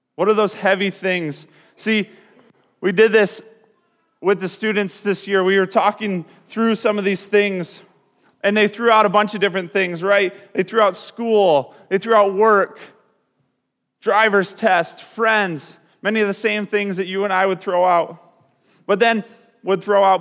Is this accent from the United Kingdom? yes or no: no; Grand Rapids, Michigan, United States; We're from Grand Rapids